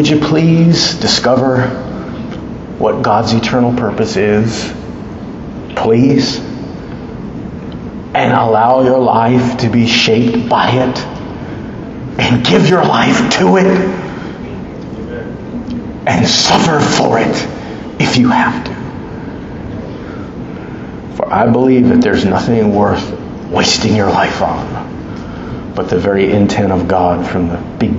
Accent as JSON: {"language": "English", "country": "United States"}